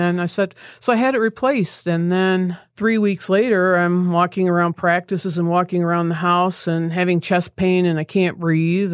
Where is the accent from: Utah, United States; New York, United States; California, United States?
New York, United States; Ithaca; I grew up in Ithaca